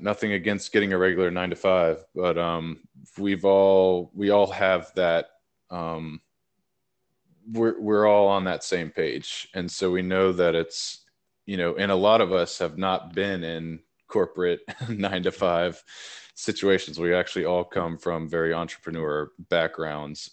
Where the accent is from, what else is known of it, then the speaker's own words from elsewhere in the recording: Nashville, Tennessee, United States; moved away as an adult; also born or lived in Northern California / Oregon; I'm born and raised in Nashville, Tennessee